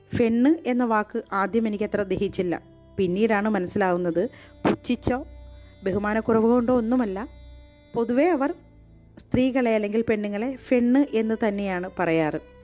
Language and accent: Malayalam; Kollam, Kerala, India; moved away as an adult; also born or lived in Lakshadweep; ഞങ്ങൾ കൊല്ലംകാരെ